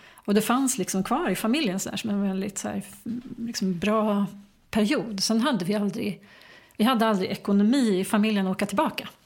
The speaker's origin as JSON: {"language": "Swedish", "town": "Enebyberg", "region": "Stockholm County", "country": "Sweden", "tie": "born or raised there", "also_born_or_lived": "United States", "said": "jag växte upp eh, strax norr om Stockholm, mm. i Enbyberg"}